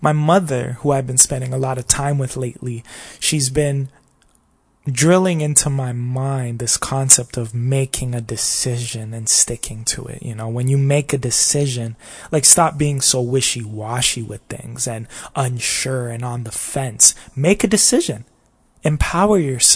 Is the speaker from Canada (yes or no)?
yes; Toronto, Ontario, Canada; I come from Toronto, Canada